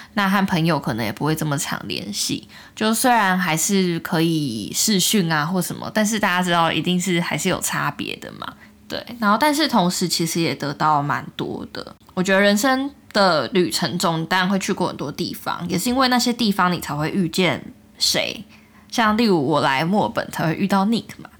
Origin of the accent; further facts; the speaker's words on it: Taiwan; moved away as an adult; now in Australia; 在台湾已经生活二十几年